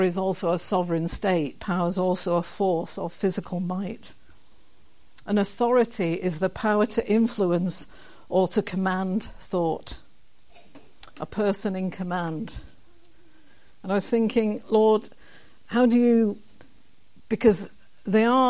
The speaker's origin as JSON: {"language": "English", "town": "Kilbirnie", "region": "Scotland", "country": "United Kingdom", "said": "the town that I come from, a wee town called Kilburnie"}